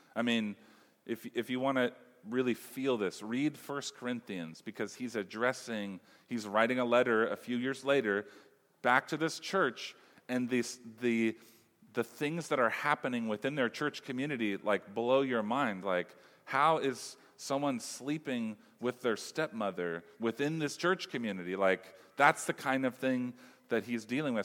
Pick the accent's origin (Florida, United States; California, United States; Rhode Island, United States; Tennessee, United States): California, United States; Humboldt; I'm from Humboldt